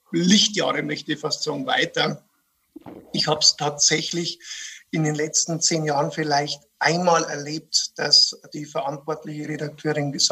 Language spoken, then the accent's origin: German; Bavaria, Germany; Also äh, das Paradevorbild, das man als bayerischer Kabarettist natürlich hat, ist, ist Gerhard Polt.